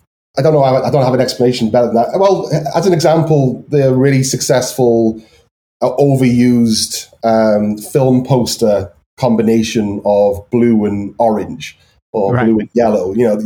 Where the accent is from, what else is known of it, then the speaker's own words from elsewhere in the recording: Liverpool, North West England, United Kingdom; I think, like, again, I'm from Liverpool.